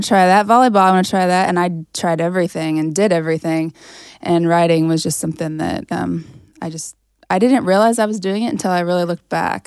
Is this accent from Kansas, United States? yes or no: yes; Sterling, Kansas, United States; moved away as an adult; there's this little small, like, liberal arts college in my hometown. It's a private school